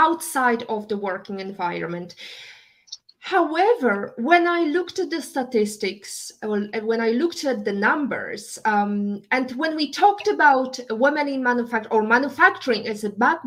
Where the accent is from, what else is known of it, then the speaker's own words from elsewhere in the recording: Poland; moved away; I'm coming from, Eastern Europe. I was raised and born in Poland.